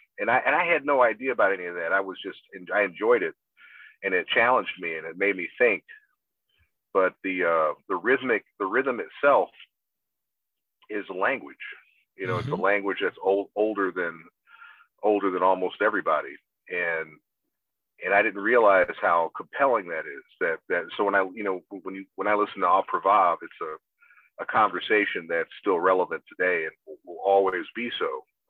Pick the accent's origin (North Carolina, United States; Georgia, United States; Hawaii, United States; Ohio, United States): Georgia, United States; Augusta; I'm from Augusta, Georgia.